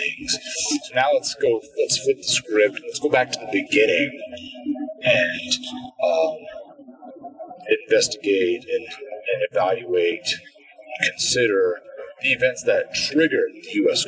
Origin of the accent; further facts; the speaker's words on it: Midwest, United States; growing up in the Midwest areas